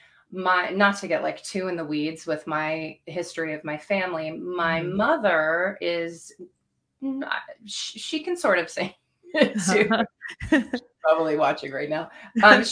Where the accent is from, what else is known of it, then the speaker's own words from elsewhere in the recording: Los Angeles, California, United States; moved away as an adult; also born or lived in Boston; I grew up in Los Angeles